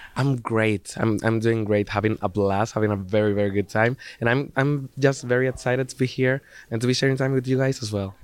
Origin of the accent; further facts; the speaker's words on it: Zaragoza, Aragon, Spain; in Zaragoza, my hometown in, in, Spain. Actually, in the school, in the high school I used to study.